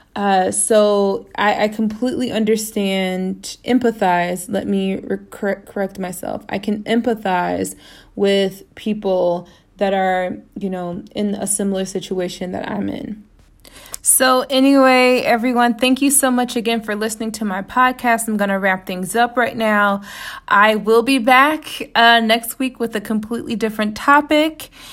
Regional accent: United States; moved away as an adult; now in Toledo, Spain; me being an American

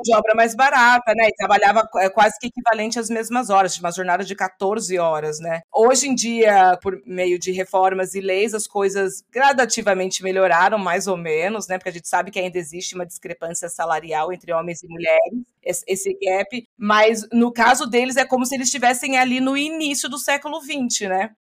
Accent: Brazil; moved away as an adult; now in Denver, United States; eu era brasileira

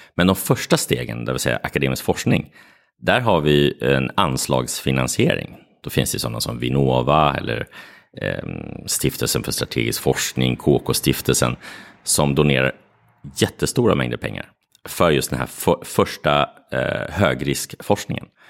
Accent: Sweden; also born or lived in Morocco; Jag är både svensk och marockan.

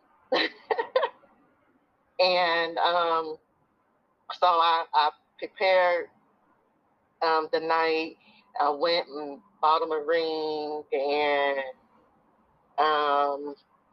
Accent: Dayton, Ohio, United States; moved away; I live in Dayton, Ohio, which is my hometown. I just moved back here in September

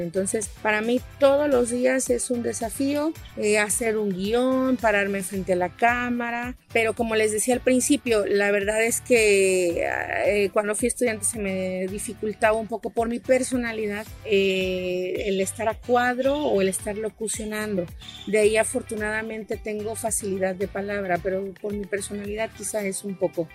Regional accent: Tuxtla Gutiérrez, Chiapas, Mexico; soy originaria de Tuxtla Gutiérrez

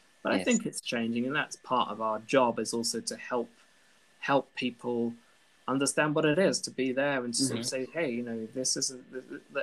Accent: United Kingdom; accent: British; moved away as an adult; now in Brussels, Belgium; As you can tell from my very British accent, I am originally from the UK.

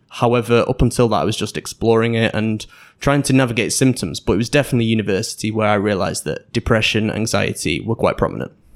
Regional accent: Manchester, North West England, United Kingdom; moved away as an adult; also born or lived in Netherlands / Sheffield; I was born in the Netherlands, but moved to Manchester when I was two, and stayed there until I was eighteen

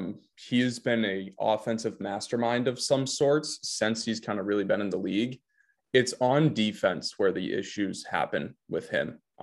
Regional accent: Boston, Massachusetts, United States; Clearly, we're from Boston.

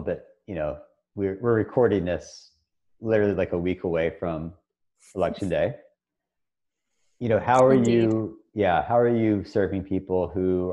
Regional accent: Philadelphia, Pennsylvania, United States; now in Kentucky, United States; we're in Kentucky now. I'm from Philadelphia

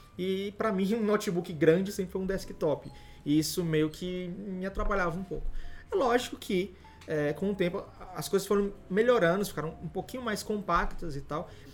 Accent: Fortaleza, Ceará, Brazil; eu não moro em São Paulo, sou de Fortaleza

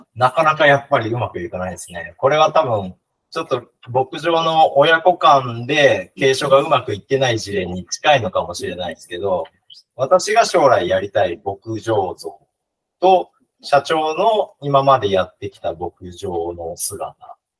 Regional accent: Hiroshima, Japan; now in Toyama, Japan; 広島県出身なんですが

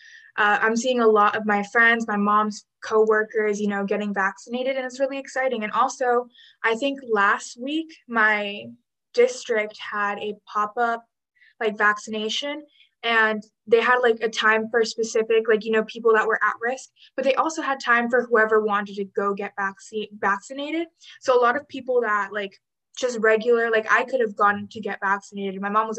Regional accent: Texas, United States; I'm from Texas.

